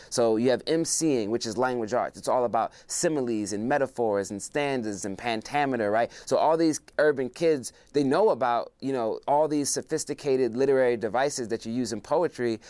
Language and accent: English; Philadelphia, Pennsylvania, United States; also born or lived in Zimbabwe; my time coming up in Philadelphia